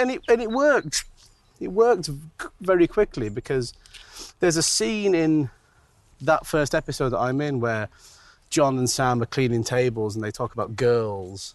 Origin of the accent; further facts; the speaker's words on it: Manchester, North West England, United Kingdom; I'm from Manchester